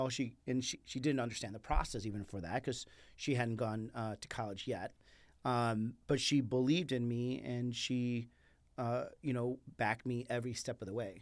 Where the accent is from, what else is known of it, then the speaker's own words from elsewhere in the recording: Chicago, Illinois, United States; first language Spanish; English is a second language; moved away as an adult; also born or lived in Mexico; now in Arizona, United States; living in Mexico to living on the south side of Chicago